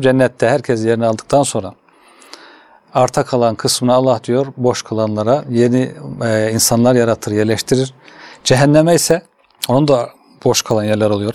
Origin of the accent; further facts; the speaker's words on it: Kütahya, Turkey; moved away as an adult; also born or lived in Istanbul; ben Kütahyalıyım hocam. Kütahya İmam Hatip